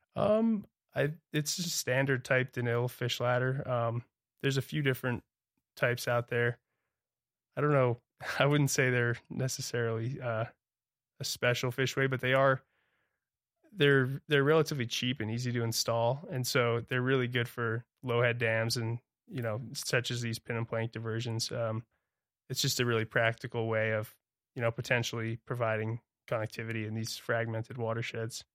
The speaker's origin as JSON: {"language": "English", "town": "Toms River", "region": "New Jersey", "country": "United States", "tie": "born or raised there", "also_born_or_lived": "Santa Barbara", "moved": "as an adult", "lives_now": "Montana, United States", "said": "I was born and raised on the Tom's River in New Jersey"}